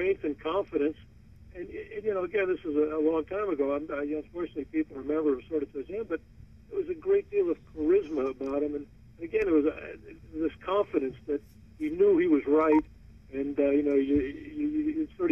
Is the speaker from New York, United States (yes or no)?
yes; New York City, New York, United States; moved away as an adult; also born or lived in Massachusetts; I was from originally from Brooklyn